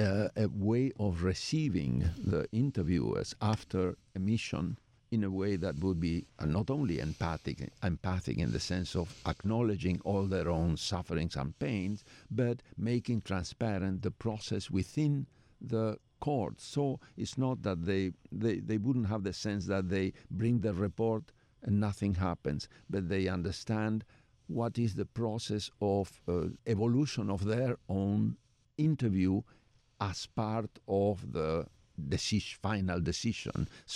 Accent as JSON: {"language": "English", "country": "Argentina", "second_language": "English", "said": "Well, I'm Jewish from Argentina, which is a very peculiar"}